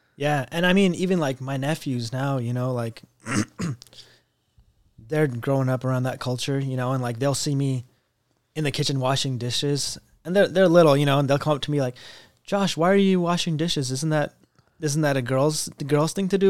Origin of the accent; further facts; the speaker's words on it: United States; I wasn't even first generation because I was an immigrant, basically, 'cause I wasn't born here